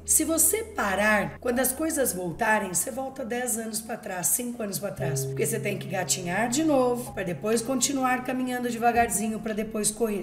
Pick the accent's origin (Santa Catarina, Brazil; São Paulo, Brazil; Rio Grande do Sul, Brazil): São Paulo, Brazil; Ribeirão Preto region; eu sou do interior de Ribeirão Preto ali, da região de Ribeirão Preto